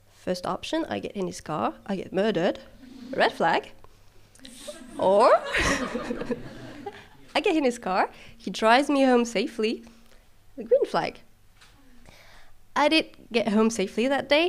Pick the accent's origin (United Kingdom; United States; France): France; not in France, though, which is my home country.